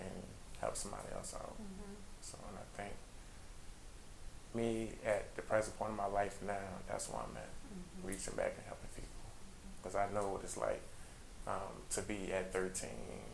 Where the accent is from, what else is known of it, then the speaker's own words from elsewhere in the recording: Petersburg, Virginia, United States; I'm originally from Petersburg, Virginia. So growing up there